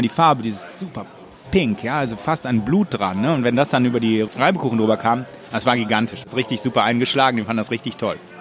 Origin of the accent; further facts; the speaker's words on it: Germany; now in Israel; als erster Deutscher